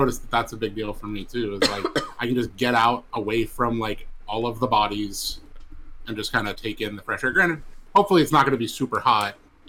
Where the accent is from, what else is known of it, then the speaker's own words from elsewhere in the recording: Pittsburgh, Pennsylvania, United States; I'm also from Pittsburgh